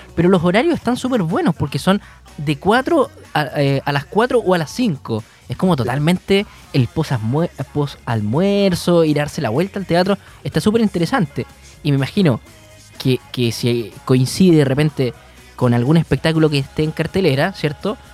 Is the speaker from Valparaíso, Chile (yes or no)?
no; Punta Arenas, Magallanes and Chilean Antarctica, Chile; now in Concepción, Chile; Nosotros, nosotros somos de Punta Arenas, eh, estamos hace ya un tiempo en, Concepción